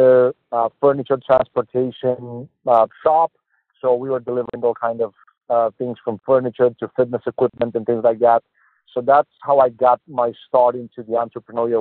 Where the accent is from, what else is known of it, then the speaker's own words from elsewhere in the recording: Romania; English is a second language; moved away as an adult; also born or lived in Boston, United States; now in United States; I'm born and raised in Romania, Eastern European country. So I'm an immigrant here. I moved to Boston in 2013